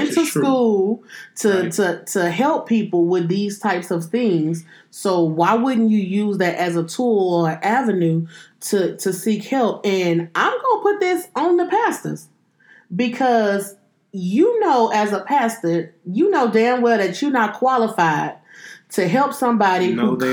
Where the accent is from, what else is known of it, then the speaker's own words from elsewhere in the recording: Louisiana, United States; growing up in Louisiana, and granddaddy's room was right across from mine